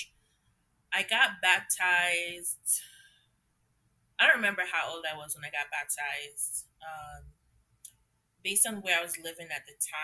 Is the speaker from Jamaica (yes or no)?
yes; Jamaica; also born or lived in Trinidad; I was born in Trinidad and I grew up in Jamaica